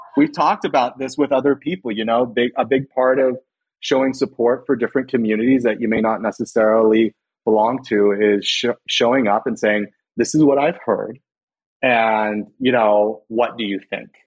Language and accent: English; Los Banos, California, United States; I went to high school in Los Banos